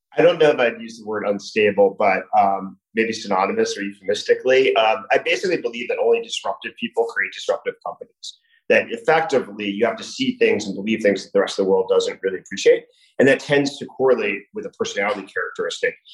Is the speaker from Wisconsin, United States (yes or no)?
no; New Jersey, United States; moved away as an adult; also born or lived in California / Washington, District of Columbia, United States / New York; now in Miami, United States; I grew up in New Jersey